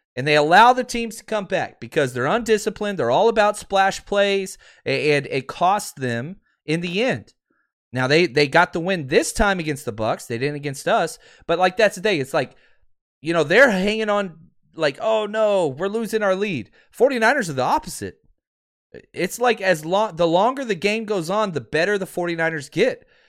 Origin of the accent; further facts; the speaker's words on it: Texas, United States; I'm from Texas. We, we speak funny.